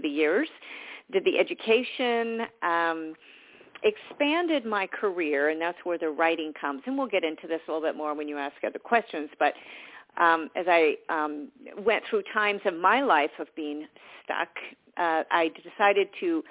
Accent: Southern California, United States; also born or lived in Georgia; I grew up in Southern California

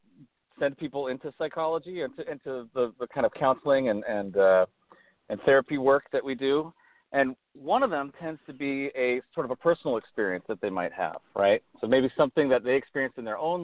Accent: Oregon, United States; moved away as an adult; now in Pasadena, United States; I grew up in Oregon, and came down from Oregon to California to go to graduate school in psychology

